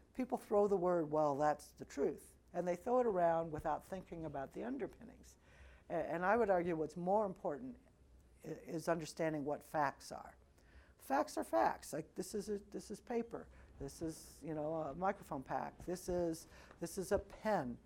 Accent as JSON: {"language": "English", "region": "Missouri", "country": "United States", "moved": "as an adult", "lives_now": "Chicago, United States", "said": "I am from Missouri, a little town in very rural Missouri"}